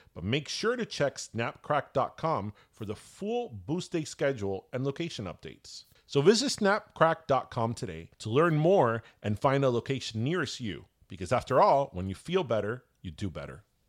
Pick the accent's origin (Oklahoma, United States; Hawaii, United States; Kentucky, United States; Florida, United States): Florida, United States; Miami; We're from Miami. We're from the Sunshine State.